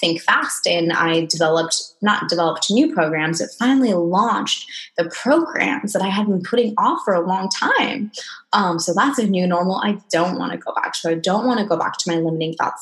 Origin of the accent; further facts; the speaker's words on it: Okinawa, Japan; I'm half Japanese, half Mexican. I was born in Okinawa, Japan